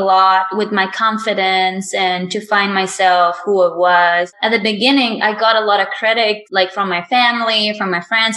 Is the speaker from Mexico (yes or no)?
yes; Mexico; my hometown which is very small. I live in a very small town in Mexico.